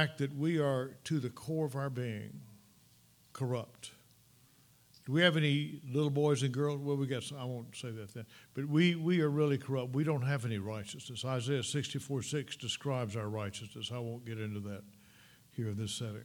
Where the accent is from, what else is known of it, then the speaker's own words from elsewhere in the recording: Mississippi, United States; moved away; When I was a young boy growing up in Mississippi